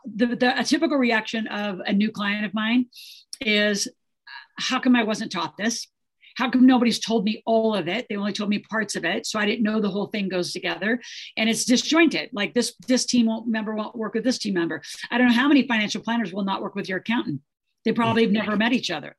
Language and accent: English; Nebraska, United States; the way I grew up in Nebraska